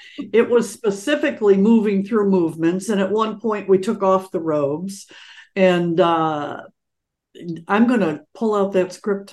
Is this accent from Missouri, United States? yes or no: no; Detroit, Michigan, United States; also born or lived in Los Angeles; when I came from Detroit, you know, it was a different thing.